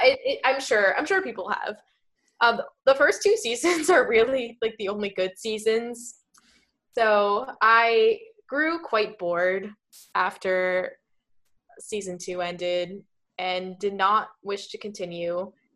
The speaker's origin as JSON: {"language": "English", "region": "New Jersey", "country": "United States", "said": "we're, we're both from Jersey"}